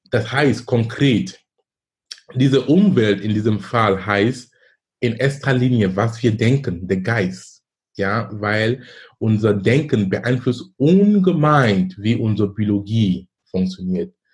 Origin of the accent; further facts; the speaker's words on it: Cameroon; moved away as an adult; now in Germany; Ich komme ursprünglich aus Kamerun. Ich lebe in Deutschland seit fast 20 Jahren. Bin damals gekommen wegen Studium